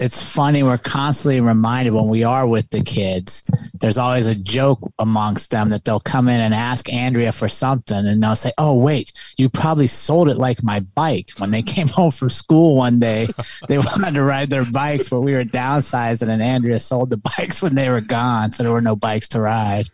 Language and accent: English; United States; moved away; also born or lived in Colorado; I'm a city kid. I grew up outside of Washington, D C